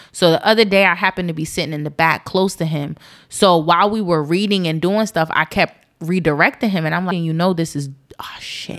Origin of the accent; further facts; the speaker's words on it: East Orange, New Jersey, United States; I'm not a hood baby, but I'm from East Orange, New Jersey.